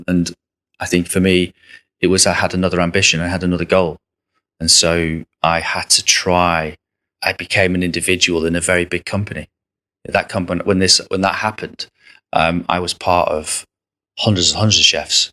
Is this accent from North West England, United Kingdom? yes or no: yes; Southport, North West England, United Kingdom; moved away; also born or lived in Paris; I'm from Southport